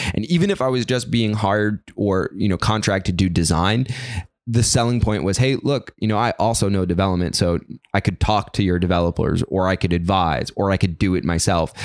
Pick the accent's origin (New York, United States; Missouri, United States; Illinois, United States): New York, United States; New York City; I grew up in, in South Brooklyn in, uh, in a neighborhood called Gravesend